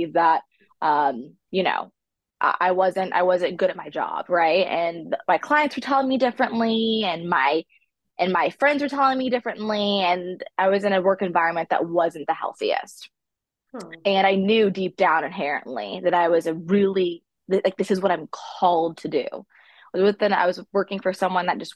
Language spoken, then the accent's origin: English; the South, United States; I'm from the South